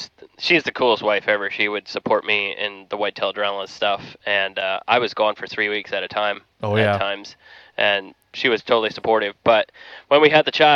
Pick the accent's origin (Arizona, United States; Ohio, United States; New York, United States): Ohio, United States; Dundee; accent: Amish; I'm from south of Canton, Ohio. A small town called Dundee is where I'm from.